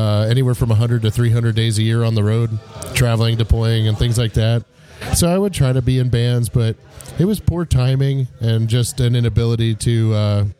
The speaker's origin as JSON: {"language": "English", "region": "Iowa", "country": "United States", "tie": "born or raised there", "moved": "as an adult", "said": "I grew up in Iowa"}